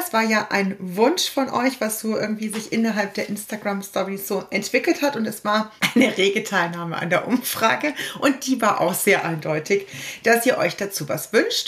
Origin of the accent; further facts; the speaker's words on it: Rosenheim area, Bavaria, Germany; now in Munich, Germany; ich komme halt aus der Rosenheimer Gegend